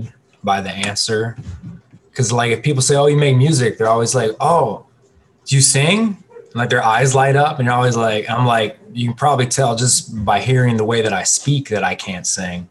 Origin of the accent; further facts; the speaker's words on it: Cleveland, Ohio, United States; I am born and raised in the west side of Cleveland, Ohio